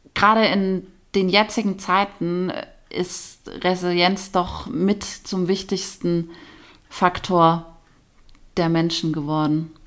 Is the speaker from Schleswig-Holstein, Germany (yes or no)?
no; Nagold, Baden-Württemberg, Germany; das sind meine drei Jugendfreundinnen mhm. aus meiner Heimatstadt Nagold. Und wir haben uns in der Realschule kennengelernt